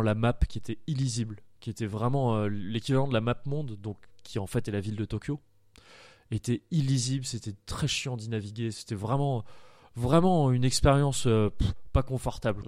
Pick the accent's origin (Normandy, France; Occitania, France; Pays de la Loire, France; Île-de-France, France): Île-de-France, France; Paris region; now in Bordeaux, France; Je suis de Paris, de région parisienne à la base. Je suis arrivé à, Bordeaux